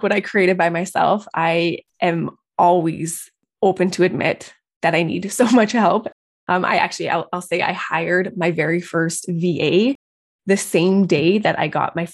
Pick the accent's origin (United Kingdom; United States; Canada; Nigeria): Canada; Calgary, Alberta; I'm from Calgary, Alberta, Canada.